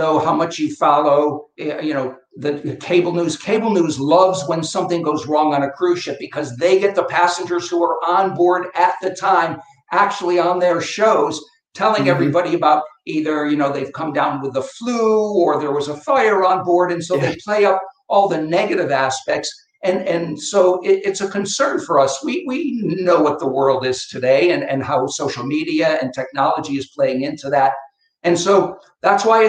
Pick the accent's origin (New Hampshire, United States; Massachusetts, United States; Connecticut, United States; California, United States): Connecticut, United States; also born or lived in Boston; I come from Connecticut, up in New England.